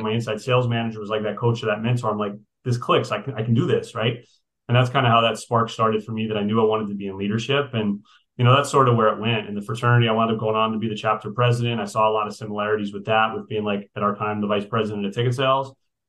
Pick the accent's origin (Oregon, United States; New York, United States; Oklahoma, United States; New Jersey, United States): New Jersey, United States; So when I was at UF in college, I was coming from New Jersey. I didn't know a soul in Gainesville.